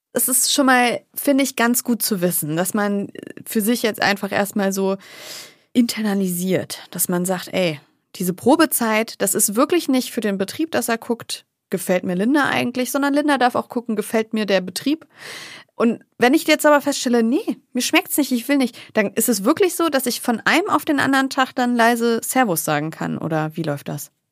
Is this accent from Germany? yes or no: yes; the North, Northern Germany, Germany; wie man bei uns im Norden sagt